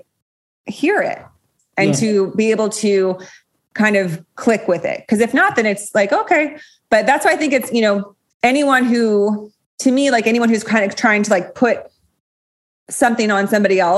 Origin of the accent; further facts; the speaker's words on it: Los Gatos, California, United States; my hometown, Los Gatos